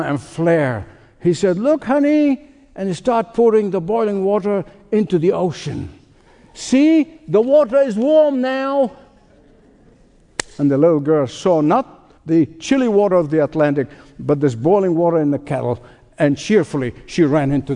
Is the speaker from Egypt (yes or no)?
yes; Egypt; as a boy growing up in Egypt